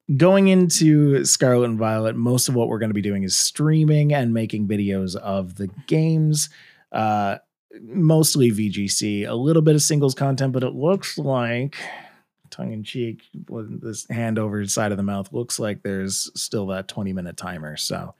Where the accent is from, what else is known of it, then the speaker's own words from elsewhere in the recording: Canada; I'm Canadian